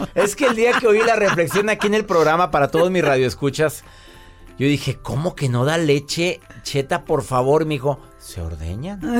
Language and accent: Spanish; Colombia; now in San José, United States; Soy de Colombia